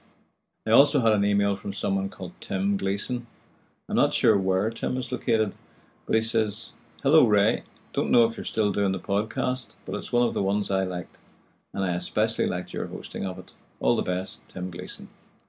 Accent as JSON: {"language": "English", "region": "Northern Ireland", "country": "United Kingdom", "said": "this blessed wee country of ours, I find I have to explain the way we talk. We mostly speak English in this part of the world, although there is actually a Gaeltacht right in the middle of Belfast"}